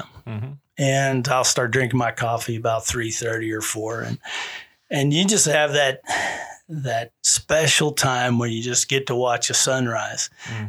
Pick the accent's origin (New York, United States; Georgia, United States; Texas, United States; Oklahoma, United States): Texas, United States; I didn't really like the Colorado nickname, but I am from Texas, born